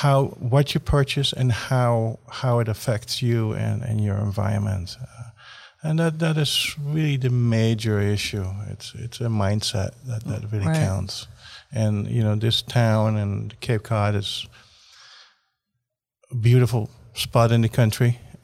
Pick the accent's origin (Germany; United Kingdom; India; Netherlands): Netherlands; now in United States; I'm from the Netherlands originally.